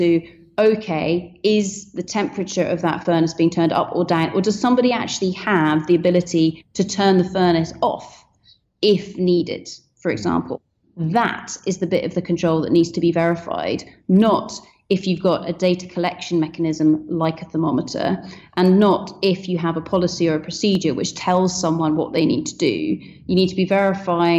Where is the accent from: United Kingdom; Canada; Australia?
United Kingdom; Scotland; I'm Scottish